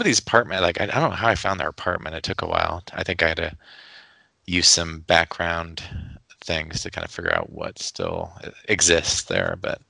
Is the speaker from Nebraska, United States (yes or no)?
yes; Nebraska, United States; I'm from Nebraska. I don't know these things.